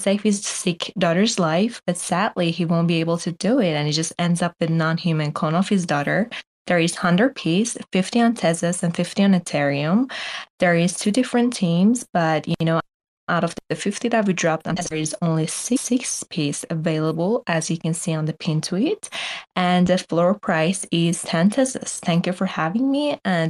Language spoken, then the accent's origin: English; Iran; Hello, everyone. Hope you're all doing great. … from Iran, and I have been in NFT space for the past 6 months.